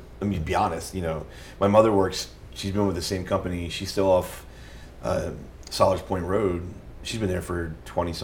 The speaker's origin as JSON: {"language": "English", "town": "Dundalk", "region": "Maryland", "country": "United States", "tie": "born or raised there", "said": "I grew up in Berkshire, which is near where my grandmother lives"}